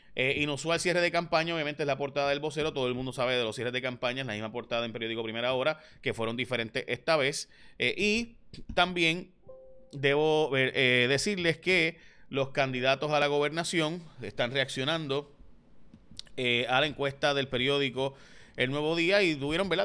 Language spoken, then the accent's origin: Spanish; San Lorenzo, Puerto Rico; mi pueblo, por ejemplo, en San Lorenzo. Eh, vamos al 387, que es donde yo votaría